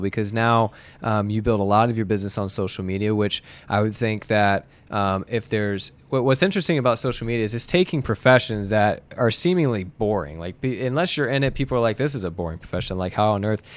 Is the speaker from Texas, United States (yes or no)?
no; Muncie, Indiana, United States; moved away as an adult; also born or lived in Bloomington, Indiana; I grew up in Muncie